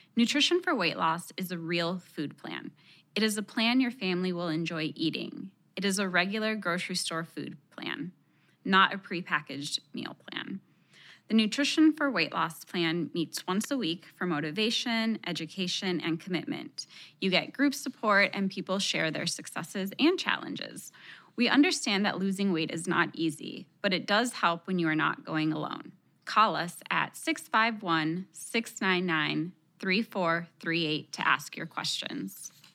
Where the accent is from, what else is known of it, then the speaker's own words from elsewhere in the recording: Texas, United States; first language Spanish; English is a second language; My parents are from Mexico, and even though I was born in Texas, Spanish was my first language